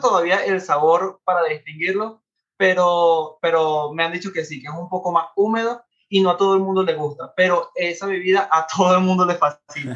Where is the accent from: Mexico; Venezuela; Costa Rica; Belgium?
Venezuela; moved away as an adult; now in Orlando, United States; Yo vengo de Venezuela. Tengo aproximadamente viviendo en Orlando ya cuatro años.